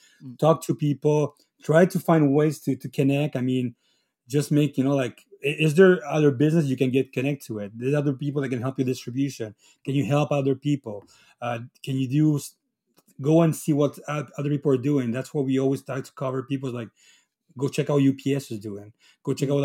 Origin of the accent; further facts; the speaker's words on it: Chile; also born or lived in Italy (ancestry); now in Quebec, Canada; I'm from Chile. I'm a Chileno from Italy.